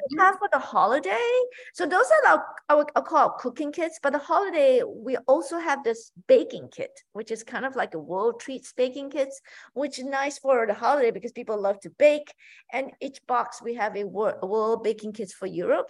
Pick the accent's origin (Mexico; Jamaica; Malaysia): Malaysia; moved away; growing up in Malaysia, my mom would make us every Sunday, you know, cook together as a family